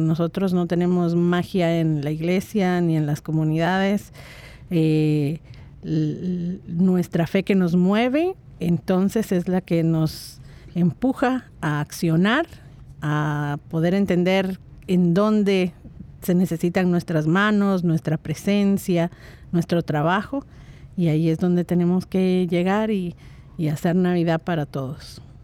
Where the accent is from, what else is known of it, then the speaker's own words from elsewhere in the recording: Guatemala; moved away; Yo salí de Guatemala desde hace bastantes décadas